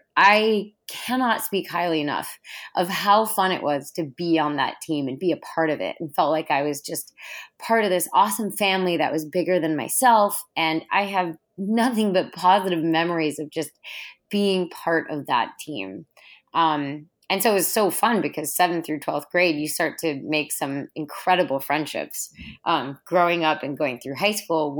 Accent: Minnesota, United States; It was awesome. I grew up in a really active, outdoorsy family. And so we were always going camping or going hiking or, you know, canoeing in the St. Croix River.

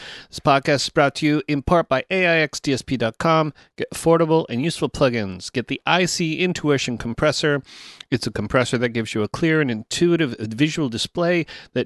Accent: Toronto, Ontario, Canada; I'm a Toronto boy

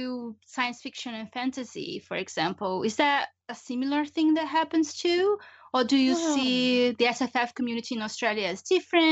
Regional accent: Brazil; In Brazil, it's like we didn't get, at least when I was growing up, we didn't get any British television at all.

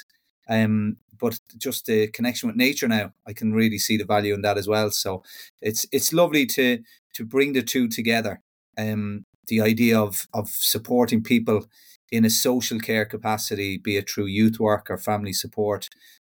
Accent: Kells, Leinster, Ireland; moved away as an adult; now in West of Ireland, Ireland; I'm originally from Kells in Meath and relocated over to the west of Ireland a little bit over 15 years ago

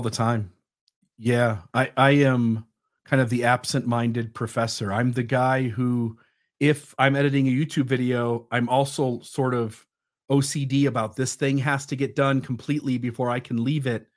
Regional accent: Ohio, United States; I went to the mall in my hometown

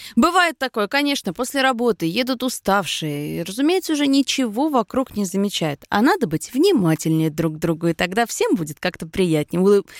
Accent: Moscow, Russia; мы, москвичи

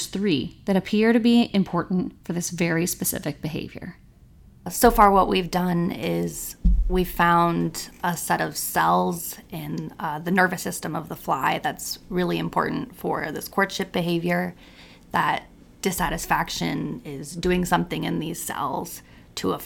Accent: Napa Valley, California, United States; I'm from Napa Valley, California.

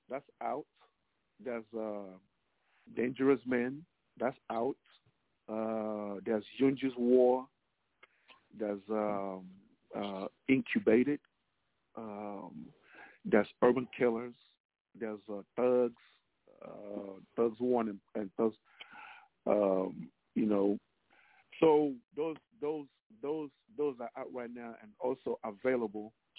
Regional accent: Nigeria; now in Dallas, United States; Originally I'm Nigerian. So in my culture, there's a thing called the mami water, you know, the mami water. So it's more like a folklore, you know, I'm Igbo tribe

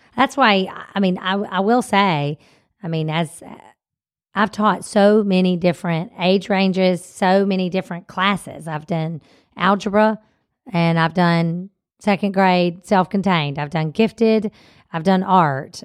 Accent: Mississippi, United States; we're from Mississippi

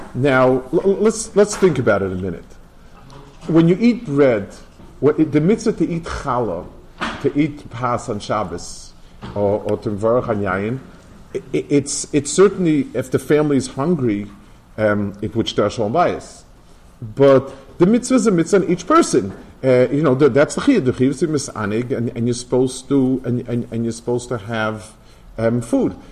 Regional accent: New York City, New York, United States; also born or lived in Lakewood, New Jersey; I grew up in Lower East Side

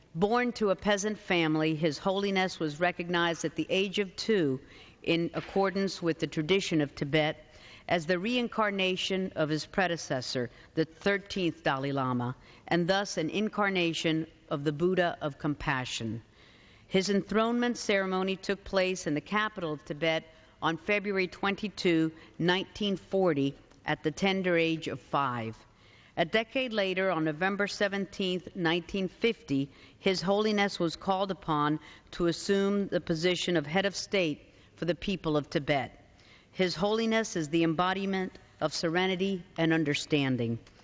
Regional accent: Cuba; now in United States; I was born in Cuba. We had to flee communist aggression and came here to this incredible country, the United States of America.

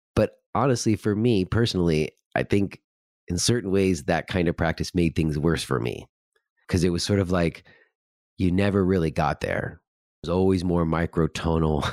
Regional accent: New York, United States; I was from New York

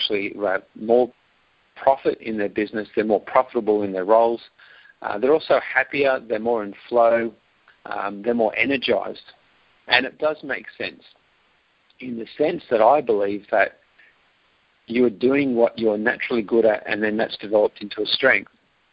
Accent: Australia; accent: Australian; Yes, live in Australia, and for those US listeners today, enjoy my accent. I do hear it does come across quite strong.

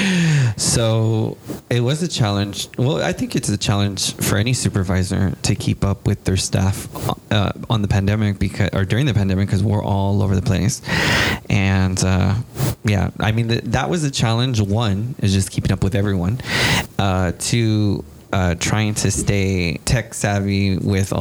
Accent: San Antonio, Texas, United States; also born or lived in Kingsville, Texas; I am also from San Antonio, Texas. I grew up in the southwest side of town

